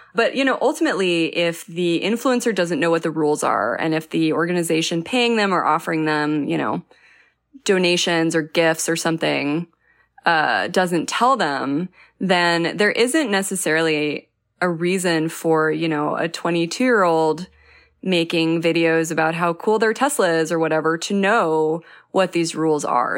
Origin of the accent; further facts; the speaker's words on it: New Mexico, United States; I'm from New Mexico